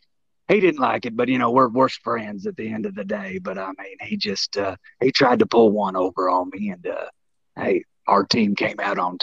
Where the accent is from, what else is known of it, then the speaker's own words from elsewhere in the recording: Arkansas, United States; we're my family, we're from Arkansas, okay?